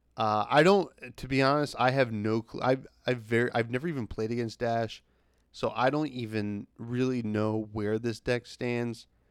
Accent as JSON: {"language": "English", "region": "New Jersey", "country": "United States", "said": "I'm from Jersey"}